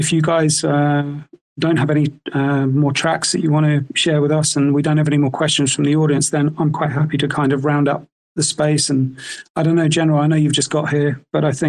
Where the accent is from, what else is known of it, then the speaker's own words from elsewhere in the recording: South Africa; moved away as an adult; also born or lived in United Kingdom; I spent my whole childhood growing up in SA